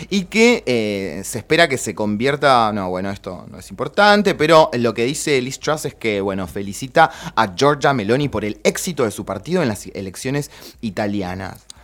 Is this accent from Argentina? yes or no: yes; Argentina; amo nuestro país, soy militante de Argentina.